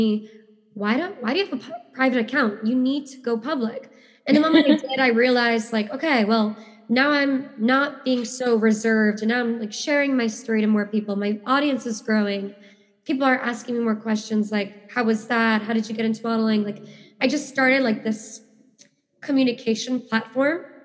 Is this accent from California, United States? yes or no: no; New York City, New York, United States; I grew up in New York